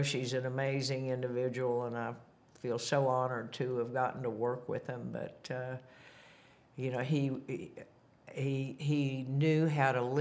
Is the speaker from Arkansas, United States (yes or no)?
yes; Bentonville, Arkansas, United States; Growing up in Bentonville, at the time it was a town of 2,000 people, a little country town